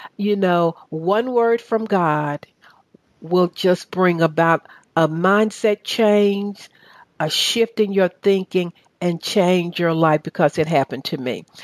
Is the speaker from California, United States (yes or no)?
no; Chattanooga, Tennessee, United States; accent: southern; now in Atlanta, United States; We're from the same city